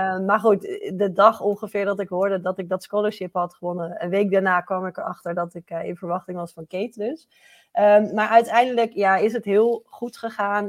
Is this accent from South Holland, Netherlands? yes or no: yes; Gouda, South Holland, Netherlands; in Gouda, waar ik vandaan kom